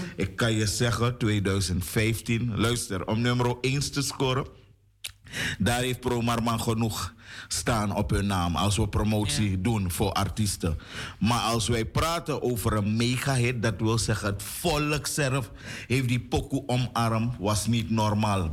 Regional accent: Suriname; ik woon in Suriname of ik ben geboren in Suriname. Dus ik kom er elders niet vandaan.

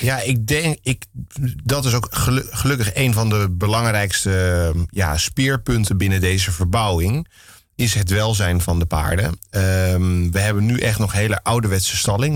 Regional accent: Amsterdam, North Holland, Netherlands; Ik ben opgegroeid op de Menege. Mijn ouders hadden al een menege toen ik geboren werd

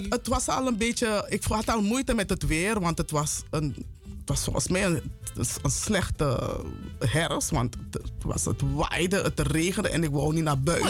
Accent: Paramaribo, Paramaribo District, Suriname; moved away as an adult; also born or lived in Amsterdam Zuidoost, Netherlands; now in Amsterdam, Netherlands; Ik ben in Suriname geboren, Paramaribo.

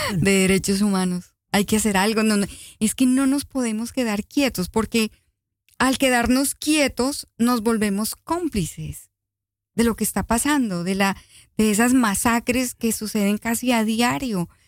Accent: Colombia; now in Netherlands; somos colombianos

